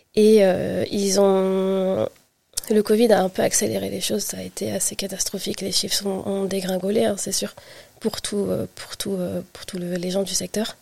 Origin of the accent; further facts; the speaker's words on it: France; also born or lived in Île-de-France / Brittany; j'ai grandi en Île-de-France, puis en Bretagne, et je suis revenue, euh, en région parisienne